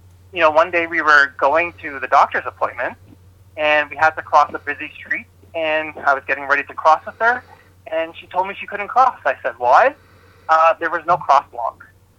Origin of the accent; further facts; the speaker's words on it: Toronto, Ontario, Canada; I was born and raised in Scarborough